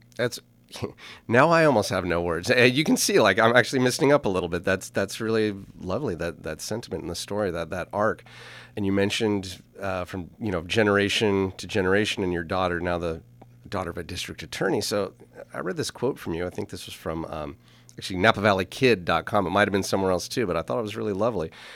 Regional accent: Napa Valley, California, United States; also born or lived in Los Angeles; I grew up here in Napa Valley, I was born at the corner of Sunset and Vermont in Los Angeles

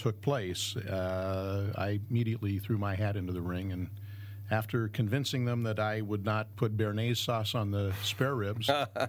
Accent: Southern California, United States; moved away as an adult; now in Northern California, United States; I grew up in Southern California.

